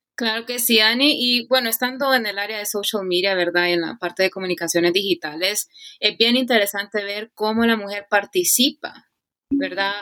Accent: Honduras; moved away as an adult; now in United States; Soy catracha 100% hecha y derecha

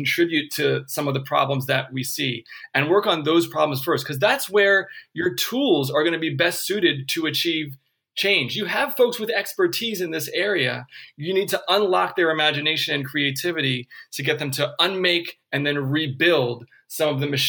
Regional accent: California, United States; Well, I'm from California, and I'm a man.

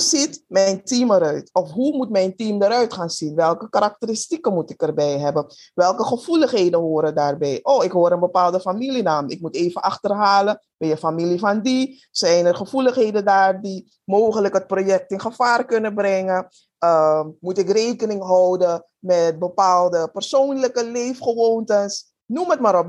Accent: Suriname; moved away; also born or lived in Netherlands; Ik ben in Suriname geboren

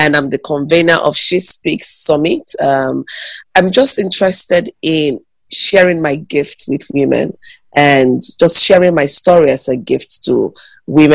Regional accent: Nigeria; I'm a Nigerian. I live in Enugu, Nigeria.

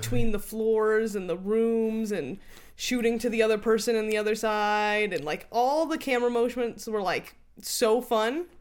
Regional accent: United States; as an American

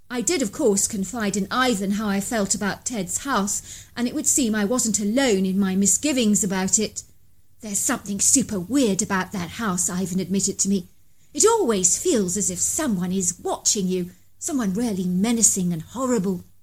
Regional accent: Zionsville, Indiana, United States; I'm from Zionsville, which is often referred to as a town within the park. It's located northwest of Indianapolis.

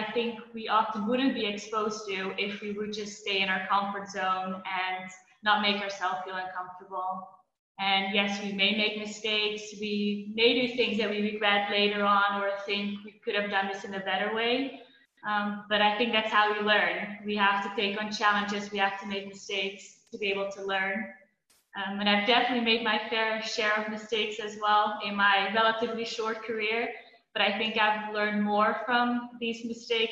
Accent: Belgium; also born or lived in Netherlands / Hong Kong / Shanghai / Boston; now in Budapest, Hungary; I'm from the Netherlands, but I grew up in Belgium

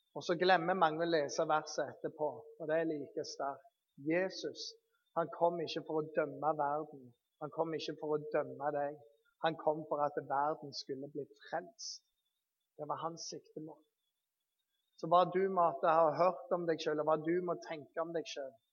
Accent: Bergen, Vestland, Norway; Jeg er født i Bergen

